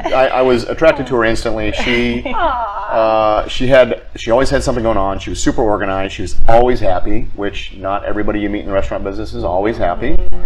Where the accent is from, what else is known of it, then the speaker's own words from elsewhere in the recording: Akron, Ohio, United States; moved away as an adult; also born or lived in New England; I grew up in Akron, Ohio.